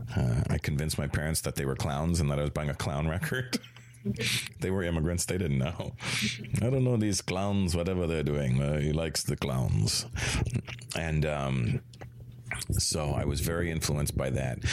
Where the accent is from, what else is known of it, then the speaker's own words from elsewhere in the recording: Toronto, Ontario, Canada; also born or lived in Brampton, Ontario; I was born in Toronto in 1970